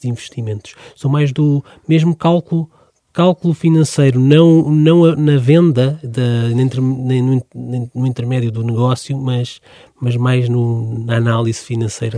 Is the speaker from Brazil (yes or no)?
no; Amadora, Lisbon, Portugal; eu cresci precisamente na Amadora